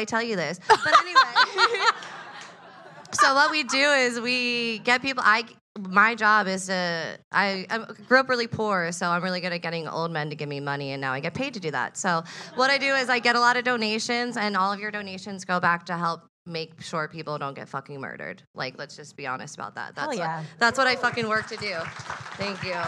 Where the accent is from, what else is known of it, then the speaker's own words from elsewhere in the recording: New Jersey, United States; I grew up in South Jersey. Now I live on the Jersey Shore